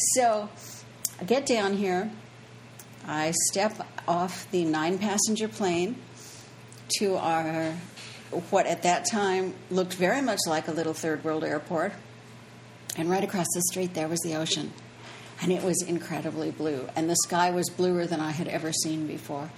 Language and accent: English; Minneapolis, Minnesota, United States; moved away as an adult; now in Key West, United States; I grew up in Minneapolis